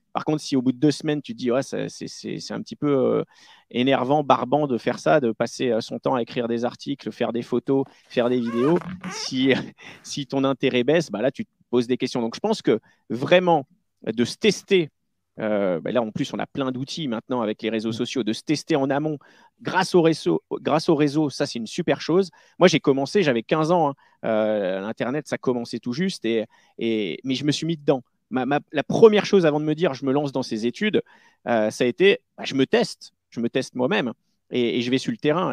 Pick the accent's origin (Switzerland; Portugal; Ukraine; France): France; Charente-Maritime, Nouvelle-Aquitaine; je viens de Charente-Maritime. Et euh, voilà, donc je pas du tout de Paris